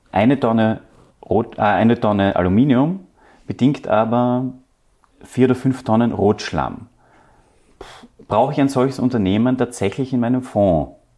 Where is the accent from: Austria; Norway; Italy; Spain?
Austria; wir als Österreicher